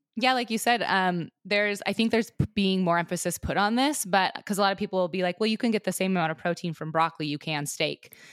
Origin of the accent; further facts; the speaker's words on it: Southwest Montana, United States; I was raised in Southwest Montana on a ranch